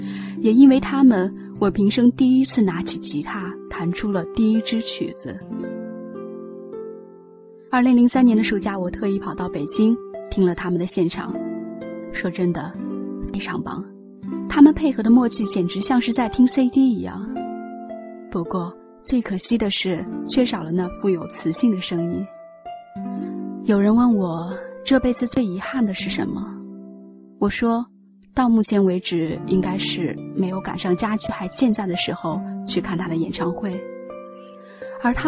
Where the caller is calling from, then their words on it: Shanghai, China; 我是来自上海的听友…。